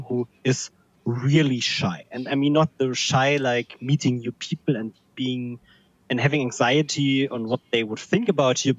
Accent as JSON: {"language": "English", "region": "Berlin", "country": "Germany", "tie": "born or raised there", "said": "I'm also from Berlin, living here since my birth."}